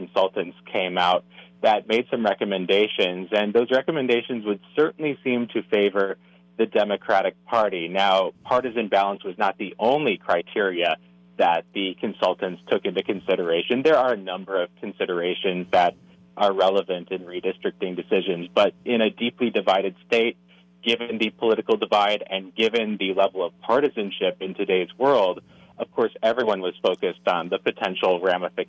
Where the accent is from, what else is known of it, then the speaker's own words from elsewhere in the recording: Minneapolis, Minnesota, United States; moved away; I'm from the Twin Cities originally